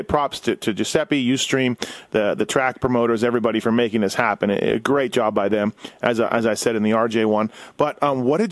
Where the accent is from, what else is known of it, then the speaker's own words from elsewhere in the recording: Canada; now in United States; I'm Canadian, but I've lived in the U.S. almost longer than I lived in Canada at this point